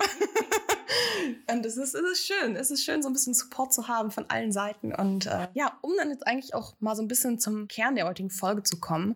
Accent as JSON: {"language": "German", "area": "Ostwestfalen-Lippe", "region": "North Rhine-Westphalia", "country": "Germany", "moved": "as an adult", "lives_now": "Hamburg, Germany", "said": "Ich komme eigentlich wirklich von einem ganz platten Dorf unten in Ostwestfalen-Lippe"}